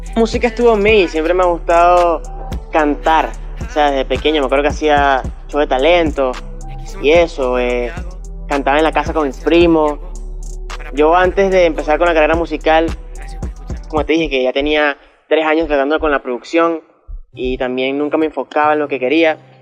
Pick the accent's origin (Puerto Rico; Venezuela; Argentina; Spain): Venezuela; Barcelona, Anzoátegui; yo nací aquí en Barcelona, eh, estaba en Suategui